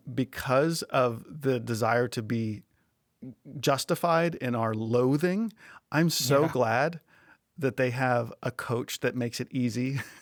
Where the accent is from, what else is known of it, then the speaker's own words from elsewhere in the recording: Lewisburg, Pennsylvania, United States; growing up in Central PA in Lewisburg, literally almost the exact geographic center of the state.